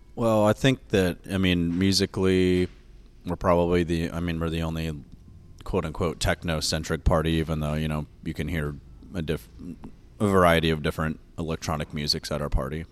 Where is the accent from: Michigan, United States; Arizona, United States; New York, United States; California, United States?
California, United States; Sacramento; also born or lived in Oregon; I grew up here in Sacramento